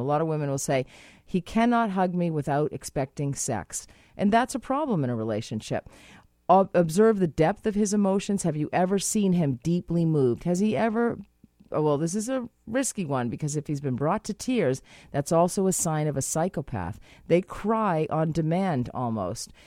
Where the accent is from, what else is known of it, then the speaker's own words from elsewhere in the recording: Boston, Massachusetts, United States; now in Canada; I'm from Boston